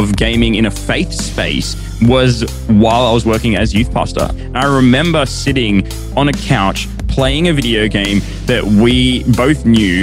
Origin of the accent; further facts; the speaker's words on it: Sydney, New South Wales, Australia; I was born in Sydney. My family are originally from India, though, and they moved here before I was born